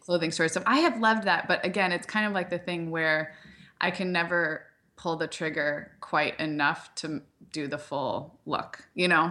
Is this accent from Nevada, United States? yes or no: no; Santa Barbara, California, United States; moved away; also born or lived in Chicago; I grew up in Santa Barbara